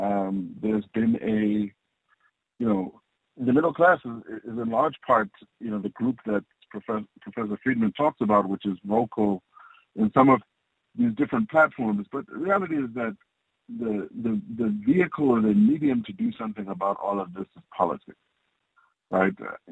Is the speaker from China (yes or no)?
no; South Africa